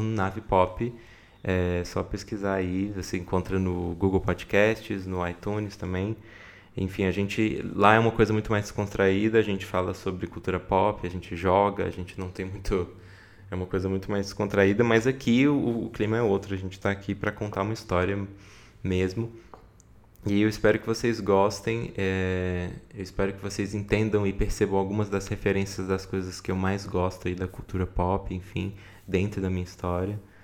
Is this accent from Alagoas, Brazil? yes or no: no; Brasília, Federal District, Brazil; eu nasci em Brasília em 1994